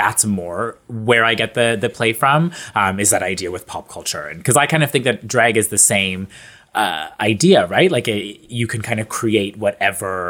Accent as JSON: {"language": "English", "country": "Canada", "said": "we're Canadian"}